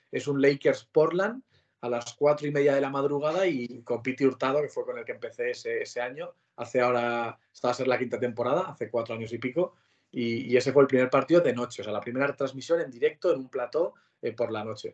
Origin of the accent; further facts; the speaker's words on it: Pamplona, Navarre, Spain; moved away as an adult; now in Madrid, Spain; soy de Pamplona, yo nací en Pamplona y me he criado allí toda la vida